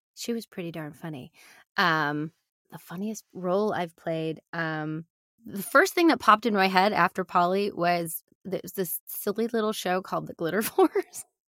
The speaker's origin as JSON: {"language": "English", "region": "Michigan", "country": "United States", "tie": "born or raised there", "said": "I grew up in Michigan"}